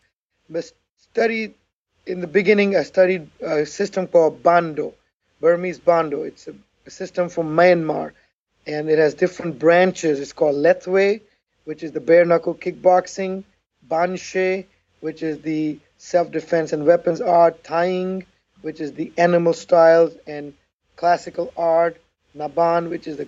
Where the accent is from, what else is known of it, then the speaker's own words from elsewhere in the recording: Pakistan; moved away as an adult; also born or lived in Houston, Texas; now in Pasadena, Texas, United States; the short little man who was born and raised in Pakistan, a third world country, and I migrated to United States of America in 1985